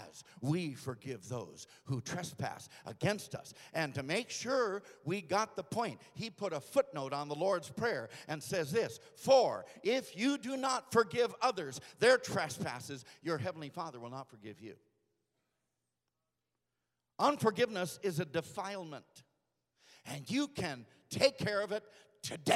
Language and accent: English; Aberdeen, South Dakota, United States; I was born at St. Luke's Hospital on March 25th in Aberdeen, South Dakota